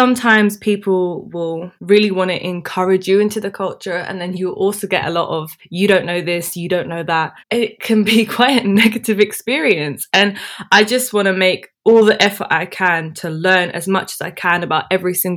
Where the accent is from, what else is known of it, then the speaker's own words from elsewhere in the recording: London, United Kingdom; also born or lived in Dubai; I grew up here. I was born in London, and apart from Dubai, I've lived here all my life.